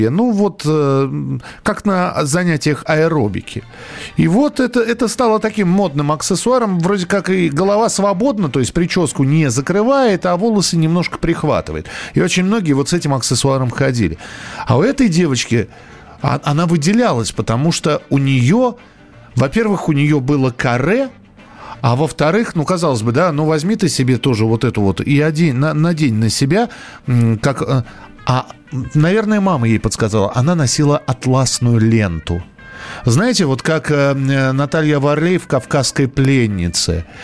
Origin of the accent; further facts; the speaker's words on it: Saint Petersburg, Russia; Я из Санкт-Петербурга, парикмахер по профессии.